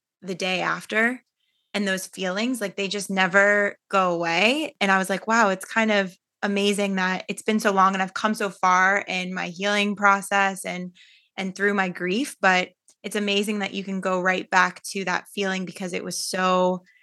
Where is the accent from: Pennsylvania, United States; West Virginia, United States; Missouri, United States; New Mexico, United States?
Pennsylvania, United States; Pittsburgh; I was born in Pittsburgh, Pennsylvania